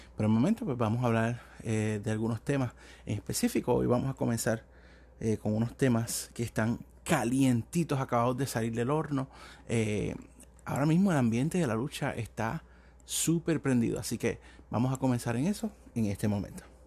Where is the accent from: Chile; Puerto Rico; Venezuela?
Puerto Rico; me crecí viendo la lucha libre en Puerto Rico, soy de Puerto Rico